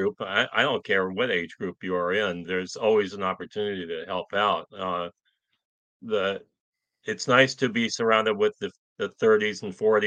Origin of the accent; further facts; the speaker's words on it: Bainbridge Island, Washington, United States; now in Woodinville, United States; where I grew up on Bainbridge Island